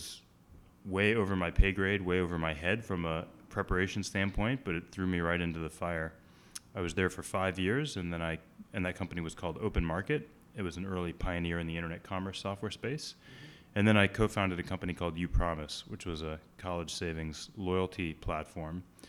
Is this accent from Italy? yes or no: no; Boston, Massachusetts, United States; I grew up in the Boston area, which is why I'm an avid Boston sports fan